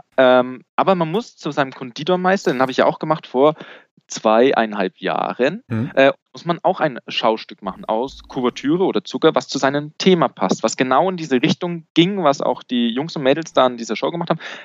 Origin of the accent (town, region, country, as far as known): Bavaria, Germany